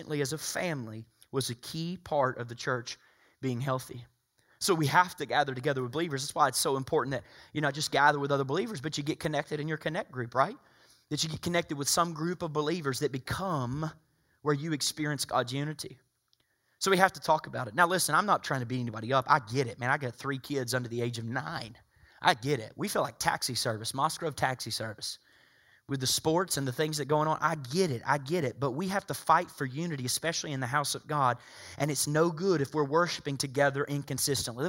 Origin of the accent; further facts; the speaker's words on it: Soddy-Daisy, Tennessee, United States; Some would say I'm uncivilized coming from Soddy Daisy, Tennessee